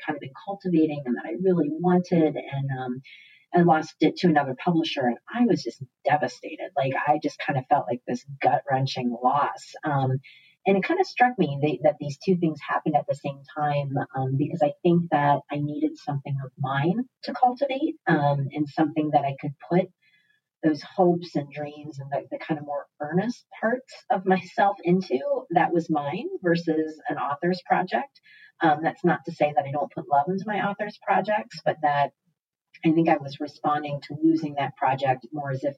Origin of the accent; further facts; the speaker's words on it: Cincinnati, Ohio, United States; moved away as an adult; also born or lived in New York City; growing up in Cincinnati, you know, I was there until I was 28 and that's when I moved to New York